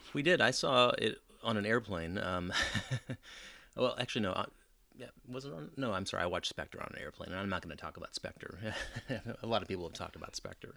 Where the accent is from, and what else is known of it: United States